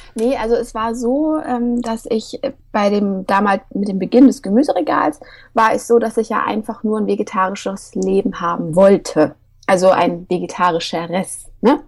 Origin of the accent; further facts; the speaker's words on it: Hesse, Germany; Ich komme auch aus Hessen